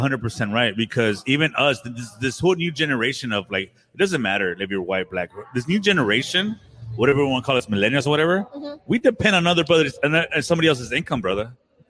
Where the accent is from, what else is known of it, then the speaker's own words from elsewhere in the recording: Oaxaca, Mexico; I'm from Oaxaca.